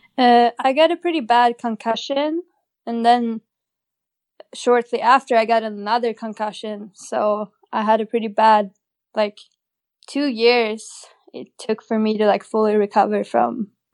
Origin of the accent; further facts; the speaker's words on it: Åre, Jämtland, Sweden; I grew up in a little ski town in northern Sweden